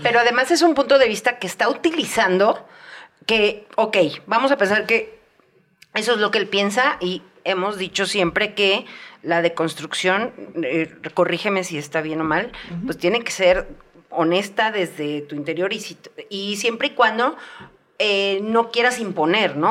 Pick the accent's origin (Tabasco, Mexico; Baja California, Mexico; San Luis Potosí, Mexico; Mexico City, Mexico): Mexico City, Mexico; now in Querétaro, Mexico; soy de Ciudad de México